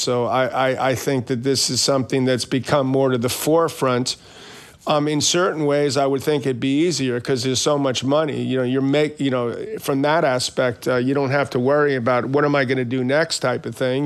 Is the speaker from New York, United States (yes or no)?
yes; New York City, New York, United States; I grew up in Queens